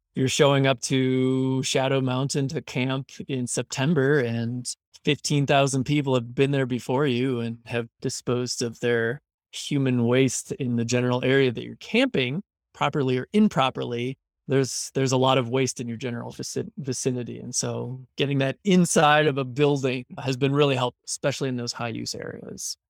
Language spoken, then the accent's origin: English; just south of Kalamazoo, Michigan, United States; moved away as an adult; also born or lived in Costa Rica; now in Pinedale, United States; I am a Michigan native, born and raised just south of Kalamazoo